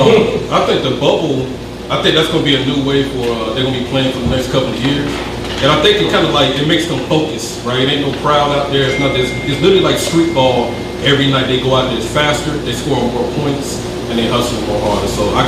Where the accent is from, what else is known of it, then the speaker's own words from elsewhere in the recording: the South, United States; I'm from the South, you know what I'm saying? So it kind of like brought me back.